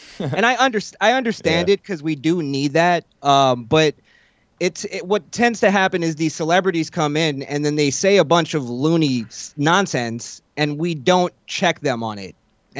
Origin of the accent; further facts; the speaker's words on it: Florida, United States; also born or lived in New York; No, I was born in New York. Okay. And then we moved to Florida when I was much younger.